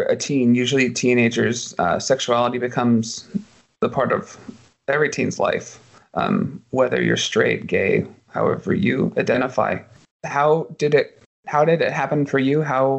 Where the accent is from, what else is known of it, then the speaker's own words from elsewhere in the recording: United States; Being an American kid in the 80s